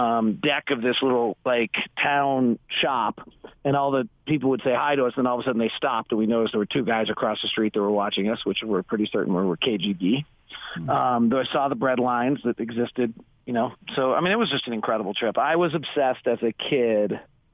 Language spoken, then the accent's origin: English; Northern California, United States; now in Salt Lake City, United States; You and I grew up in California close enough same time.